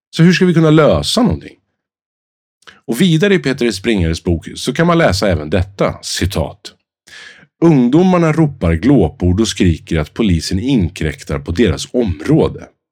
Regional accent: Sweden; oss själva som svenskar

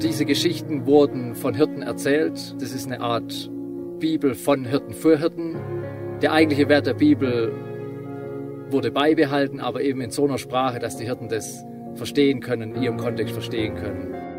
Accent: Schwäbisch Hall, Baden-Württemberg, Germany; moved away as an adult; now in Lesotho; Bin aufgewachsen in Schwäbisch Hall, im Schwäbischen Ländle

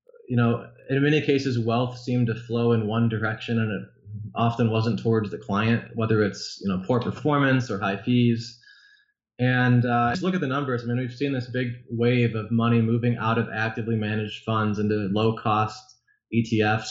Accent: Illinois suburbs, United States; I grew up in the Illinois suburbs

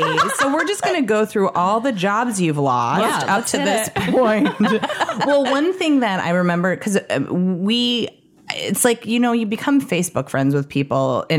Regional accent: Chicago, Illinois, United States; moved away; somebody who grew up in Chicago and was an improviser in Chicago

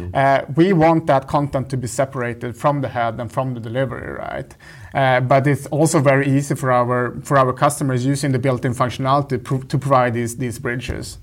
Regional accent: northern Sweden, Sweden; moved away as an adult; now in Berlin, Germany; I grew up in the north of Sweden

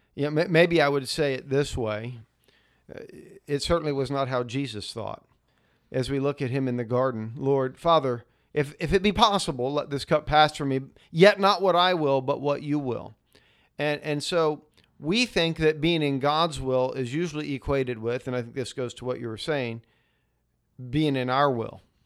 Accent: United States

